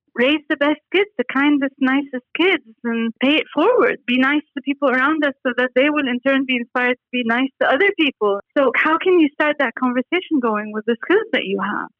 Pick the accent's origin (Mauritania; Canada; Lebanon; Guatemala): Lebanon; Beirut, Beirut Governorate; moved away as an adult; also born or lived in Paris, France / United States; now in Dubai, United Arab Emirates; I was born in Beirut, Lebanon in 1968 and went to Paris to start an architecture school uh, when I was 18